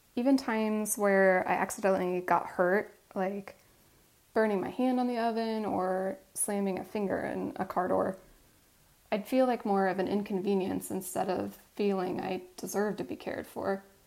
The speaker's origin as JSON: {"language": "English", "region": "Midwest", "country": "United States", "tie": "born or raised there", "said": "growing up in the Midwest"}